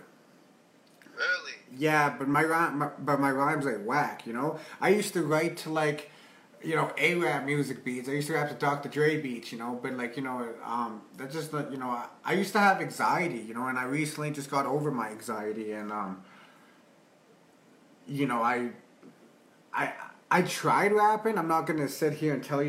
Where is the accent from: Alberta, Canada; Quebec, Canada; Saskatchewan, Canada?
Alberta, Canada; Calgary; also born or lived in Red Deer; Growing up in Calgary? Man, like, the weather's fucked here.